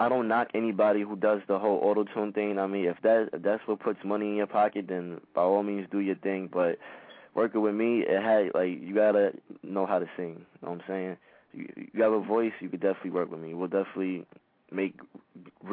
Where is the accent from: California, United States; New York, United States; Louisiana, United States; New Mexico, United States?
New York, United States; I'm from New York